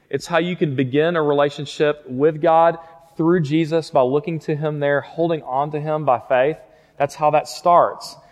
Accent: Fort Worth, Texas, United States; moved away as an adult; now in Lubbock, United States; I grew up in Fort Worth, just right down the road, and went to Southwest High School

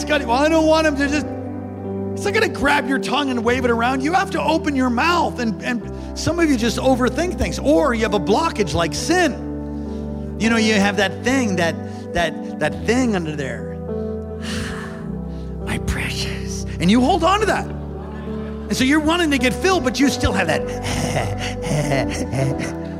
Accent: New York, United States; moved away; I'm from New York originally.

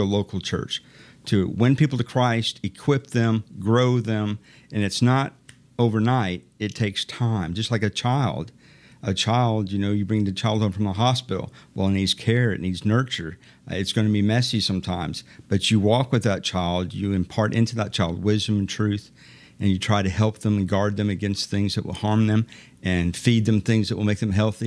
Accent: Iowa, United States; also born or lived in Dayton, Ohio; I grew up in Iowa

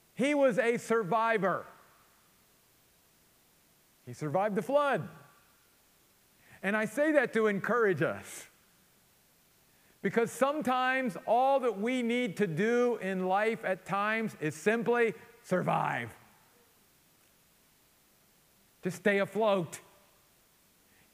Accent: Western Maryland, United States; growing up in my little hometown in Western Maryland, up in the mountains of Western Maryland

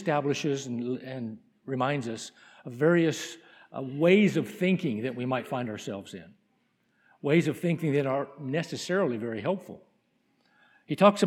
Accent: New Mexico, United States; moved away; my home state in New Mexico

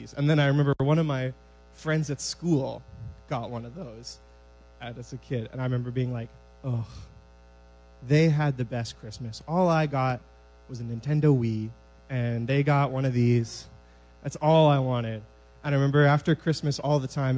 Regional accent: Moose Jaw, Saskatchewan, Canada; I am from Moose Jaw, Saskatchewan, originally.

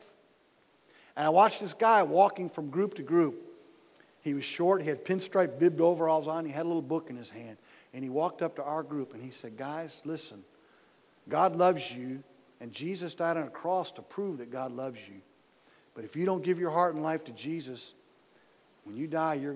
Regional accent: Dearborn, Michigan, United States; moved away as an adult; now in Kentucky, United States; I was born and raised in Dearborn, Michigan

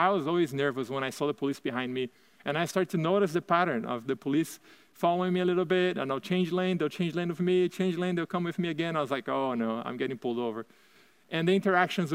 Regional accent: Brazil; English is a second language; moved away as an adult; also born or lived in United Kingdom / Turkey; now in Chandler, United States; you may have noticed an accent. I'm born and raised in Brazil, and I left Brazil when I was 18.

